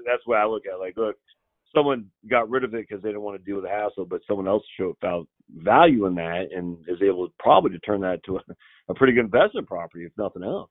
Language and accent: English; Maine, United States; I'm from Maine, uh, Nicole, so we don't pronounce things correctly